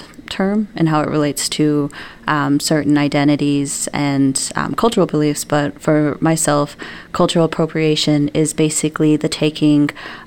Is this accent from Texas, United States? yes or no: no; New Mexico, United States; born or raised there; now in Wisconsin, United States